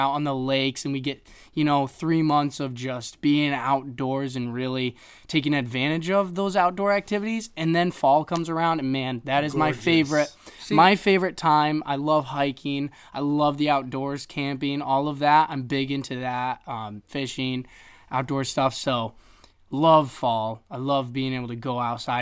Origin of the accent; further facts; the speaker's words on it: upstate New York, United States; I grew up in upstate New York